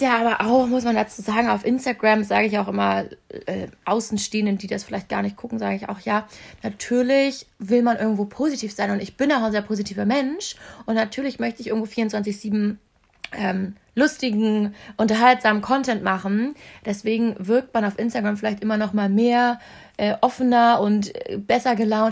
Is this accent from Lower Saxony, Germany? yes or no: yes; Hanover, Lower Saxony, Germany; also born or lived in Munich; now in Hamburg, Germany; Ich komme ja aus Hannover